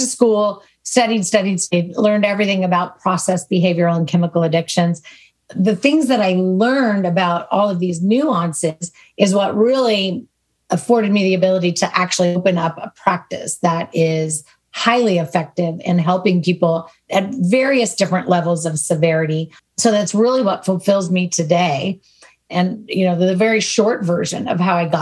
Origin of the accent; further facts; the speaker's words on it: Southern California, United States; Born and raised in California, in Southern California.